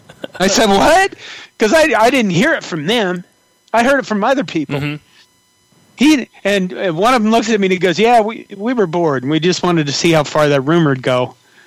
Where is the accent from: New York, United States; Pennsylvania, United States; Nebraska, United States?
Nebraska, United States; Curtis; moved away; I went back to my hometown, and I was sitting at a bar, one of my hometown bars in Curtis